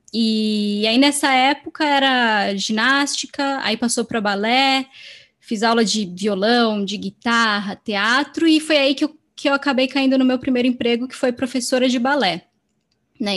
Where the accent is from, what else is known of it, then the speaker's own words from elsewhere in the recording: Serra Negra, São Paulo, Brazil; moved away as an adult; now in São Paulo, Brazil; eu nasci e cresci nessa cidade e vim para São Paulo recentemente